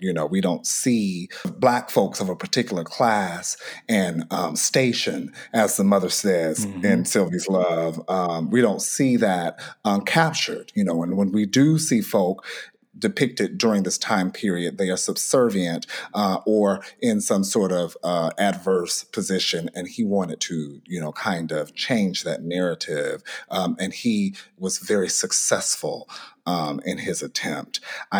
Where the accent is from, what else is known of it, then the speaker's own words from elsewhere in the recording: Atlanta, Georgia, United States; Shout out to my hometown.